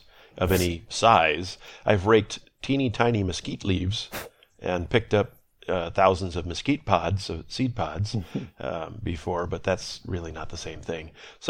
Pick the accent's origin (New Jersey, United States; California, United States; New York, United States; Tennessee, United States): California, United States; I'm from Southern California.